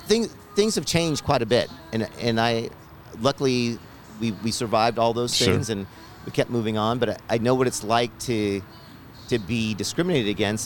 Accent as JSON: {"language": "English", "town": "Nashville", "region": "Tennessee", "country": "United States", "tie": "born or raised there", "said": "growing up in Nashville, we had crosses burned in our yard when we first moved here in 74 and 75"}